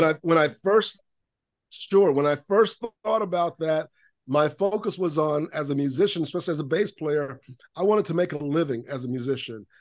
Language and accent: English; Lakeland, Florida, United States; I grew up in Lakeland, Florida, Central Florida.